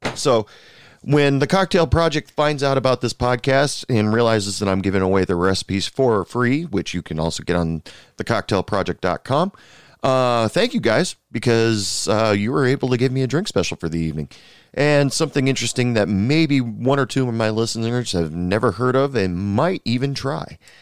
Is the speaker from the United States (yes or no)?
yes; United States; my home country, United States.